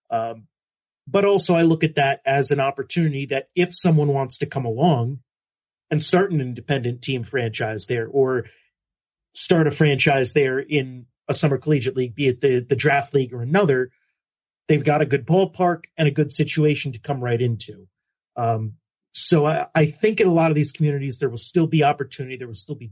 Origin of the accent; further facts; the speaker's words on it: New Jersey, United States; My home state